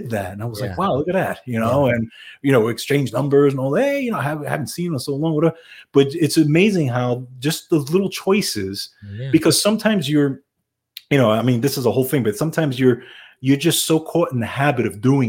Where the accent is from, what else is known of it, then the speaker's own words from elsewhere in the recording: New York City, New York, United States; We're both New Yorkers, right? We grew up in New York City.